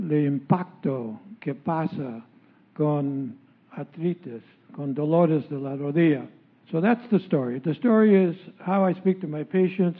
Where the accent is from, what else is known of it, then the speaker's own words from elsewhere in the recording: San Jose, California, United States; also born or lived in Monterey, California / Salinas, California; now in Monterey Salinas, United States; I was born and raised in San Jose, California, in a community like this one, our community